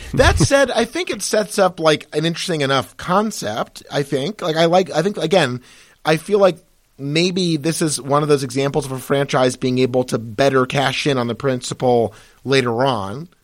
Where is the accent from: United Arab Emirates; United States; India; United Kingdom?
United States; we're both American